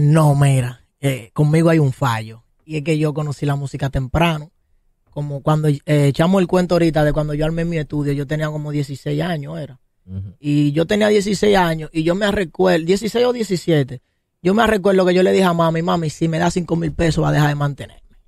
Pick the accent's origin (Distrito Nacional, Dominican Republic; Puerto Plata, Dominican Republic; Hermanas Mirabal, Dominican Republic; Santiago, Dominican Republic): Distrito Nacional, Dominican Republic; Santo Domingo; yo soy de aquí de Los Ríos